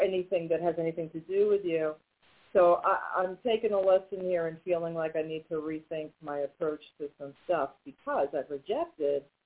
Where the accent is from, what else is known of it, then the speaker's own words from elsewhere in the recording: New York, United States; now in North Carolina, United States; we're originally from New York